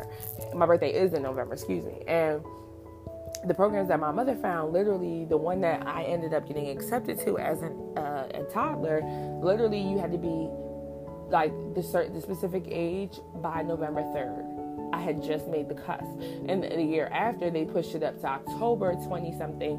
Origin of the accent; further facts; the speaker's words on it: New Jersey, United States; where I grew up in New Jersey